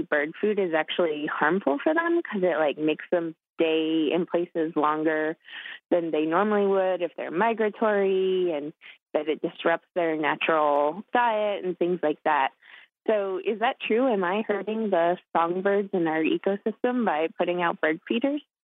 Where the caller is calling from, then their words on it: Albuquerque, New Mexico, United States; I'm calling from Albuquerque, New Mexico.